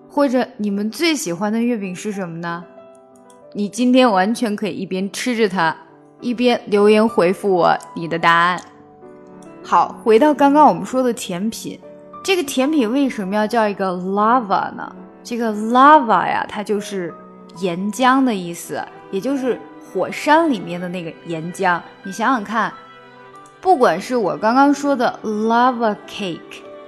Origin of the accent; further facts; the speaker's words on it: China; 随着我们中国人民生活水平的提高